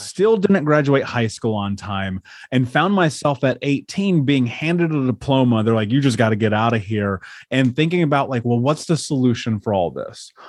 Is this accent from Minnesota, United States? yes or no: no; Indianapolis, Indiana, United States; I grew up in Indiana. I grew up in Indianapolis, in a major city.